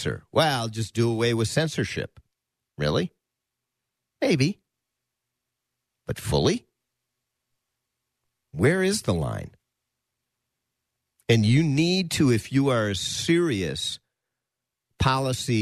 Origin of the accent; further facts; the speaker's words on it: United States; as an American Jew